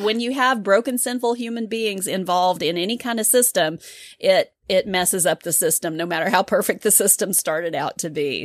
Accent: United States; being an American

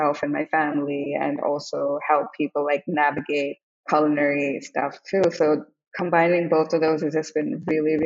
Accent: India; moved away as an adult; also born or lived in Hong Kong / Oklahoma, United States / New York, United States; now in United States; I grew up in India and Hong Kong, I grew up in Hong Kong, I was very young there

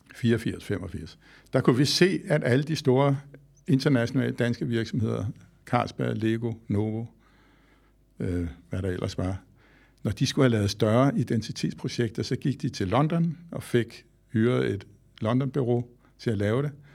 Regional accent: Skovshoved, Capital Region of Denmark, Denmark; jeg voksede op i Skovshoved, her nord for København i Gentofte Kommune

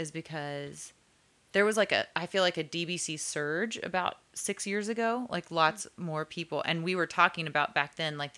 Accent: Texas, United States; I'm from Texas

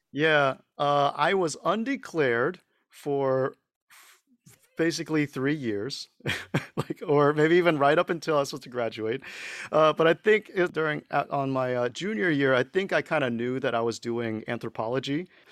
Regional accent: Houston, Texas, United States; first language Mandarin; moved away as an adult; also born or lived in Dallas, Texas / Beijing, China; we moved to Houston, and that's where we kind of grew up, went to high school

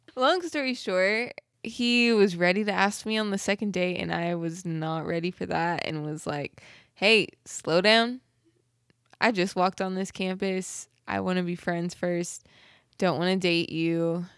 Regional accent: Southern California, United States; moved away as an adult; now in Oklahoma, United States; Southern Cali girl

